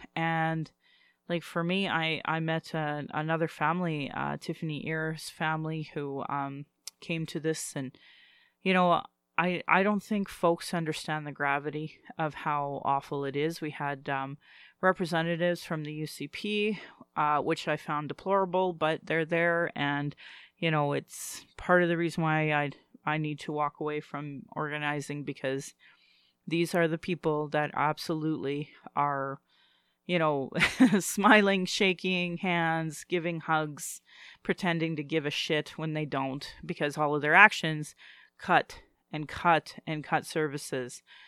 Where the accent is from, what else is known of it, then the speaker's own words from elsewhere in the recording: Calgary, Alberta, Canada; I was born in Calgary